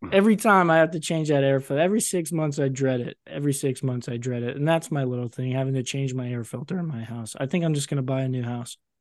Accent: United States; being an American

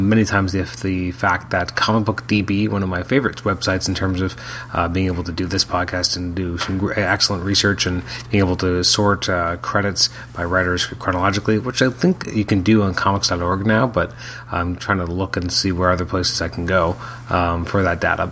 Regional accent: Canada; as a Canadian

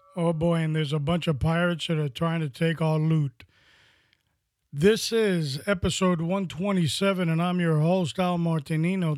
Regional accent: New York City, New York, United States; When I was growing up in New York City

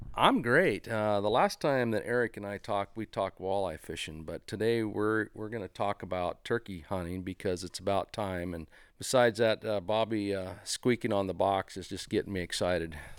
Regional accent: Eastern Oregon, United States; when I was a kid growing up in Eastern Oregon

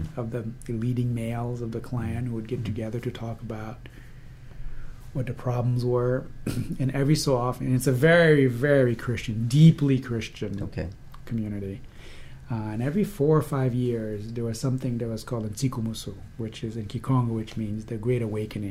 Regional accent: DR Congo; moved away; also born or lived in Philadelphia, United States; And I was born in 1970 in Philadelphia during that time. And then we went back to the Congo in 72

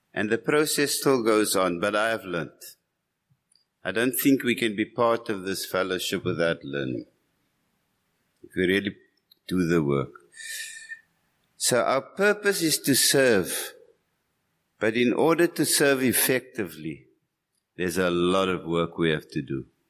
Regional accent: Cape Town, Western Cape, South Africa; I'm from Cape Town

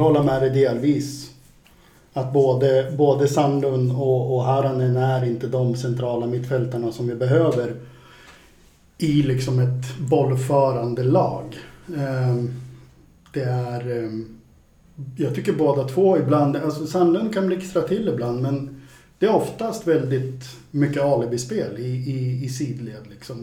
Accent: Värmland, Sweden; moved away; jag är från Värmland från början

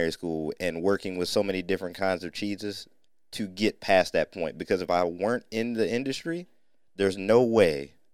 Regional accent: North Ohio, United States; We were raised in Ohio, but by parents and grandparents who rooted from Mississippi

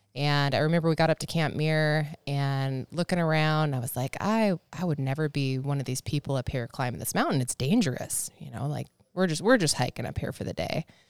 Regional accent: Snohomish, Washington, United States; my parents just, they like, they like Snohomish County

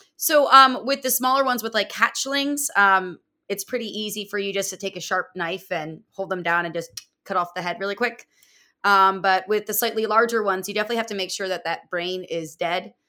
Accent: outside of Philadelphia, Pennsylvania, United States; now in Florida, United States; I'm not from Florida originally. I'm from uh, Pennsylvania, outside of Philadelphia

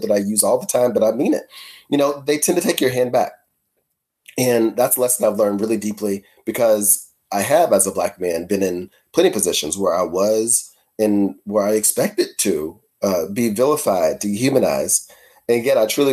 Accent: Louisville, Kentucky, United States; I grew up in Shawnee

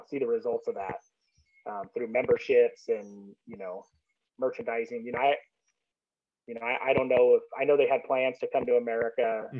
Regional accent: Orange County, California, United States; I grew up in Orange County, so I actually kind of take offense to the Los Angeles name.

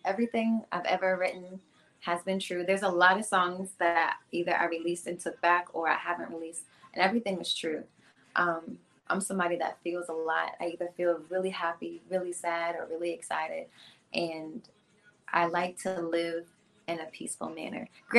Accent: Hilton Head, South Carolina, United States; moved away as an adult; now in Atlanta, United States; Hilton Head, South Carolina.

